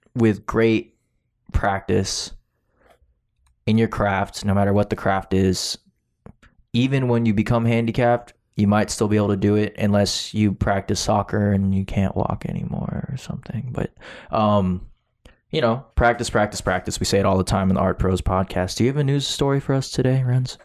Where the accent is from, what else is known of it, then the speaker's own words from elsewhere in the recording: Florida, United States; I said, "Florida."